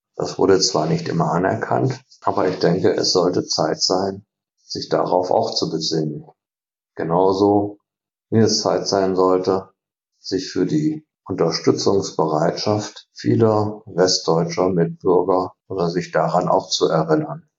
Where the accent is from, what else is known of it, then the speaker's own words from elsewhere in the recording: northern Hesse, Germany; now in Berlin, Germany; Aufgewachsen bin ich allerdings im Norden Hessens in einem kleinen Ort, der auf drei Seiten von der DDR umgeben war.